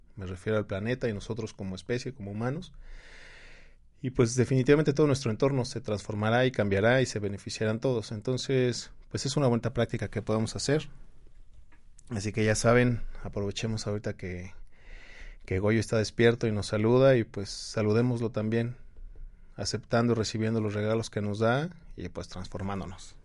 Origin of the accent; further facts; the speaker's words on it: Mexico; Nosotros como mexicanos